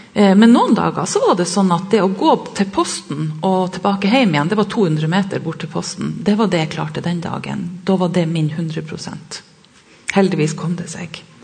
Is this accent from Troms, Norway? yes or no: yes; Sørreisa, Troms, Norway; Jeg kommer fra Sørreisa i Troms og har vokst opp med foreldre som jobba som lærere